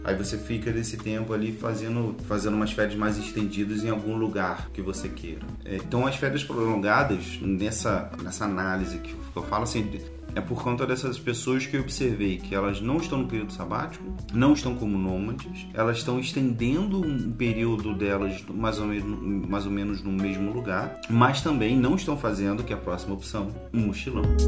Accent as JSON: {"language": "Portuguese", "region": "Rio de Janeiro", "country": "Brazil", "said": "a gente é do Rio"}